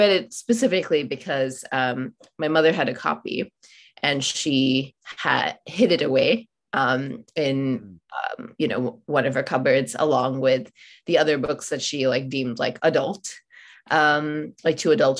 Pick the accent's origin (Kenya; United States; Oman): Oman; I grew up in Oman, and I'm from India. Both my parents are Indian.